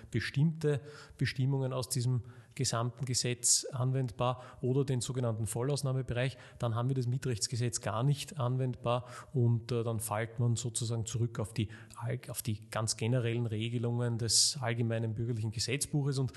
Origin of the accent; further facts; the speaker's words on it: Vienna, Austria; Ähm, ich komme auch aus Wien und äh, habe hier studiert